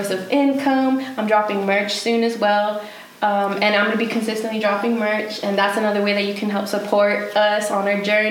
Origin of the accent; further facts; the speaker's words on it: El Paso, Texas, United States; moved away; I'm from El Paso